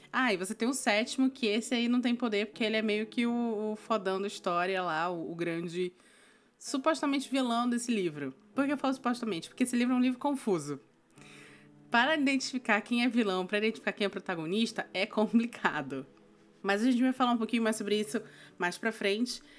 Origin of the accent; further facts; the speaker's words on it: North Region, Brazil; also born or lived in Northeast Region, Brazil; eu sou do norte do Brasil, morei no Nordeste um tempo.